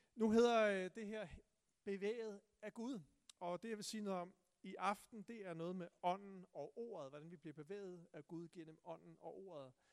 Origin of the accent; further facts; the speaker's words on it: Tune, Zealand, Denmark; jeg voksede op i Tune